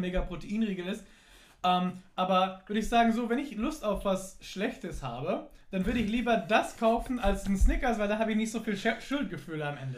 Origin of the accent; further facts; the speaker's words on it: United States; now in Germany; Ich bin in den USA aufgewachsen